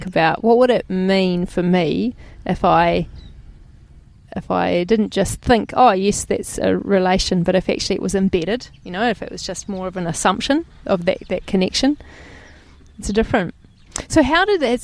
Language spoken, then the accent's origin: English; New Zealand; As a Pākehā